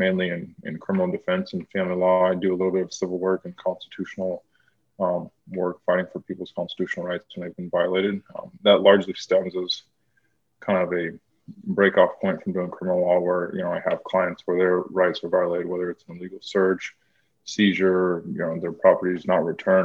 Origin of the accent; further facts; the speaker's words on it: Spokane, Washington, United States; I'm from Spokane, Washington